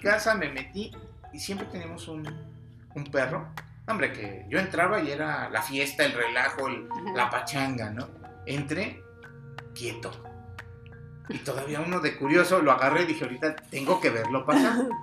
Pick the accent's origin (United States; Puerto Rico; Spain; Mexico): Mexico; nuestra cultura como mexicanos